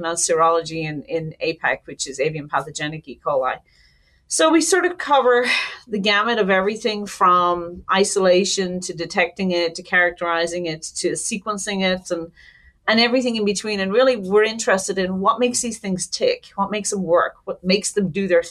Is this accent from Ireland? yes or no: yes; Ireland; moved away as an adult; now in United States; I'm Irish, born and raised